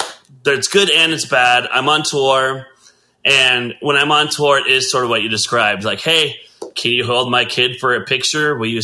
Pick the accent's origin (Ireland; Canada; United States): United States; Katy, Texas; born there; Well, I was born in Katy, Texas.